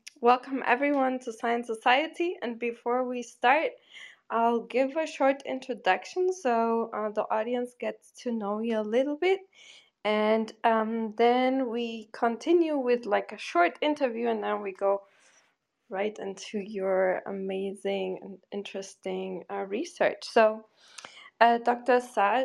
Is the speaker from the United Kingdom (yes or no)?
no; Portugal; moved away as an adult; also born or lived in North Carolina / Boston; now in New York, United States; moved back to, you know, my home country, Portugal